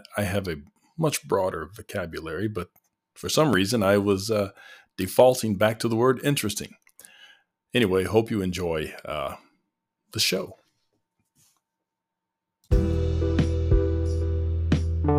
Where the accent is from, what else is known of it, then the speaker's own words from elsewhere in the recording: Tennessee, United States; I'm from the South, from Tennessee.